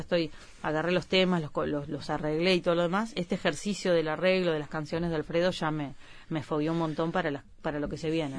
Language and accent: Spanish; Uruguay; en mi país